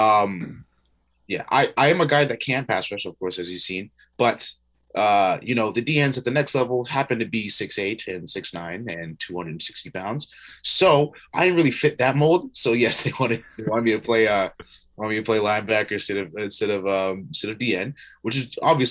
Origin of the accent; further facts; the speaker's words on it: Burlington, Ontario, Canada; I'm from Burlington, Ontario